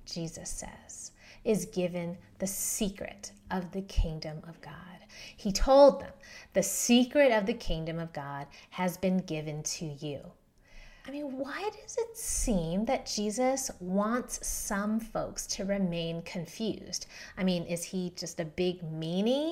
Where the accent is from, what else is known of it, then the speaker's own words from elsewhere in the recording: San Diego, California, United States; also born or lived in Philadelphia, Pennsylvania; now in Denver, United States; I grew up in San Diego.